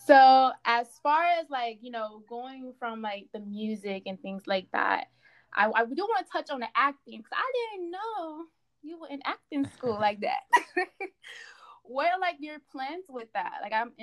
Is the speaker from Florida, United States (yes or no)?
yes; Miami, Florida, United States; because like I said, I'm from Miami, Florida. The work ethic down here is, I feel as if it's very scammy, fraudulent.